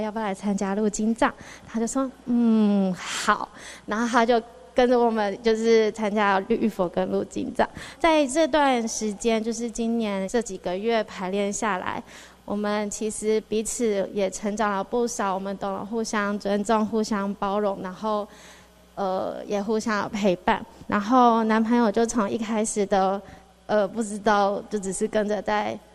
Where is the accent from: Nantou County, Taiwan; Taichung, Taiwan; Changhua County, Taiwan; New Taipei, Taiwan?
New Taipei, Taiwan; Xizhi; moved away as an adult; also born or lived in Hualien / Wanhua, Taipei; now in Japan; 我小时候是住在汐止